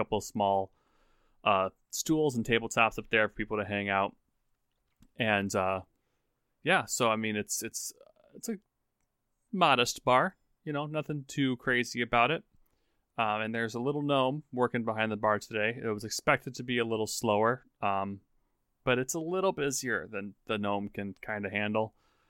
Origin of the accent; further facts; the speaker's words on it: United States; I'm American.